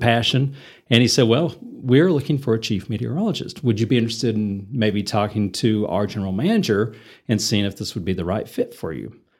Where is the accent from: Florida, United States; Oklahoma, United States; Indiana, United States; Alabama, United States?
Oklahoma, United States; Enid; moved away as an adult; also born or lived in Minneapolis, Minnesota / Denver, Colorado; now in Amarillo, United States; I grew up in Enid, Oklahoma